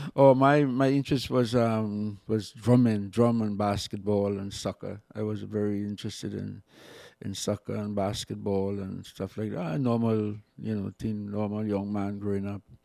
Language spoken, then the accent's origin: English; Siparia, Trinidad & Tobago; also born or lived in Saint James, Port of Spain; I was born in Sapari in Trinidad and went on to move to the city around fifteen years.